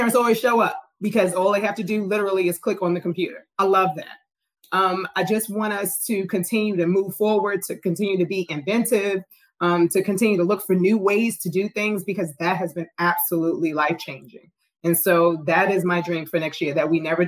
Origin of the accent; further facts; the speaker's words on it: New York City, New York, United States; I'm from Queens, New York